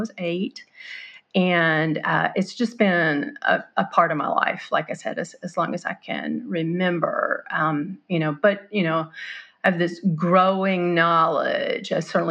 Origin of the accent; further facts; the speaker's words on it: Mobile, Alabama, United States; Grew up in Mobile, Alabama